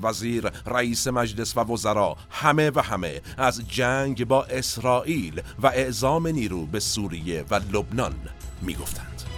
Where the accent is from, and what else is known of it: Iran